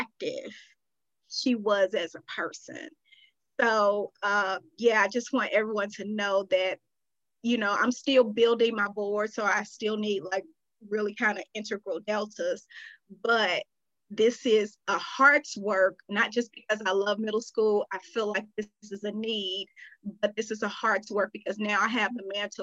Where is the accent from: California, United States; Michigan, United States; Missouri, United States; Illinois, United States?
Missouri, United States; St. Louis; moved away as an adult; it's my hometown. So I know what's going on in St. Louis